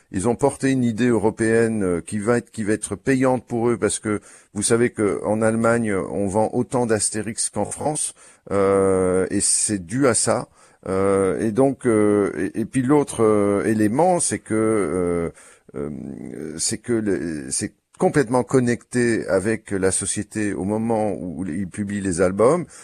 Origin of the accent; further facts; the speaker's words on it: Brussels, Brussels-Capital Region, Belgium; je suis belge et donc il se fait que la voisine de l'appartement d'en haut de chez nous, euh, à Bruxelles